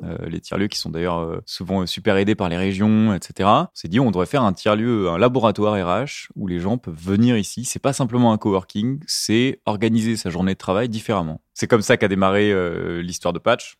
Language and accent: French; Arcachon Basin, Nouvelle-Aquitaine, France; moved away; Je suis originaire du bassin d'Arcachon